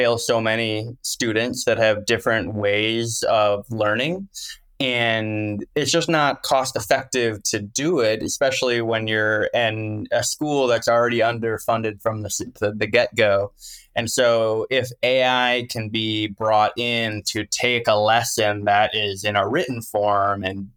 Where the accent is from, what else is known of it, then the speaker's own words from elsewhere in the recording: Wisconsin, United States; I'm from the Midwest. I'm from Wisconsin